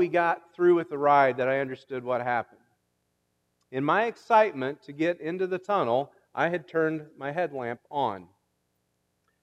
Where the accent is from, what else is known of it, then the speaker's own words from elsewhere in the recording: Illinois, United States; I'm from Illinois